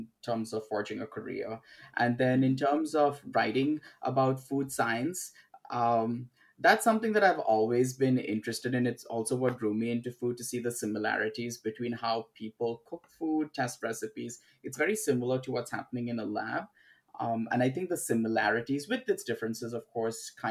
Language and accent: English; Mumbai, Maharashtra, India; I was born and brought up in Bombay, India, which is now called Mumbai.